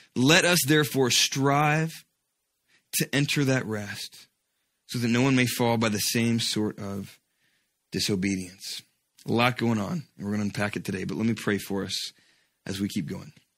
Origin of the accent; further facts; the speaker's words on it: Georgia, United States; When I was a kid, uh, growing up in Georgia